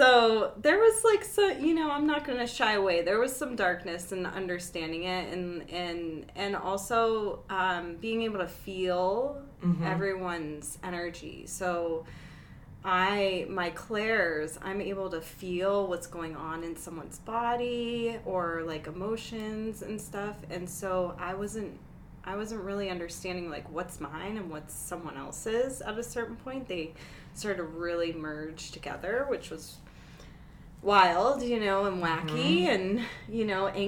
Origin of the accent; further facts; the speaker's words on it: Pennsylvania, United States; moved away as an adult; now in Denver, United States; I'm from Pennsylvania originally